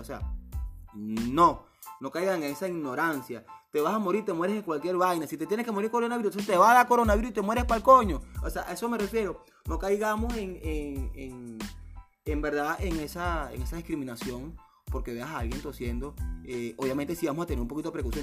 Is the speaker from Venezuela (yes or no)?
yes; Venezuela; Yo soy venezolano, lo he dicho en todos mis posts, yo vivo en Venezuela